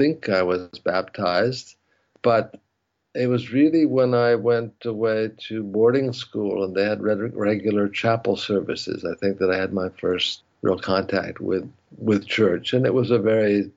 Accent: New England, United States; moved away as an adult; also born or lived in Paris / Africa / Haifa, Israel; I grew up in New England.

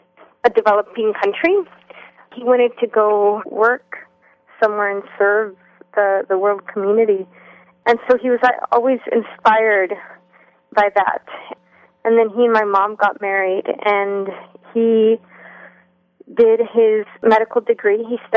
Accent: Honduras; I grew up in Honduras. My family moved down there when I was 9 months old. The first 6 years we lived in the capital.

